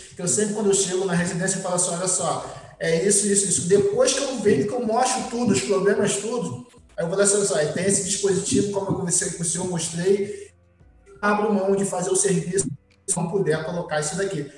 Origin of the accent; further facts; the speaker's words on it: Niterói, Rio de Janeiro, Brazil; eu sou de Niterói